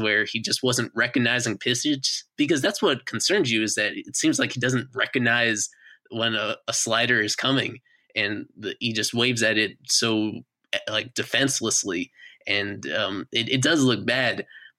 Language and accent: English; New York, United States; I grew up in New York.